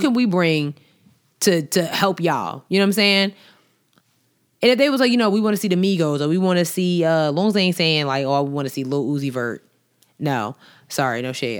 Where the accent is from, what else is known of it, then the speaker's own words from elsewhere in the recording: New York, United States; I'm from New York